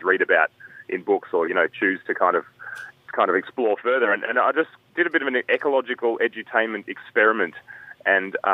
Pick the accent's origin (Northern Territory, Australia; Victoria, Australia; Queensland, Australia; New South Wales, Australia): Northern Territory, Australia; I was born in the Northern Territory in 1983 to an American mother who ran away from the Cold War